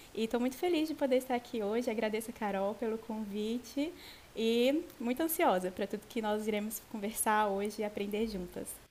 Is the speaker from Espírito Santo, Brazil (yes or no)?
yes; Vitória, Espírito Santo, Brazil; eu sou de Vitória, Espírito Santo